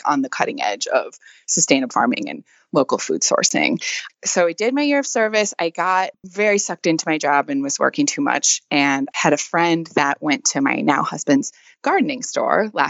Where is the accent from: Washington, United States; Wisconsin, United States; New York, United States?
Wisconsin, United States; moved away as an adult; now in Louisiana, United States; I'm actually from Wisconsin originally.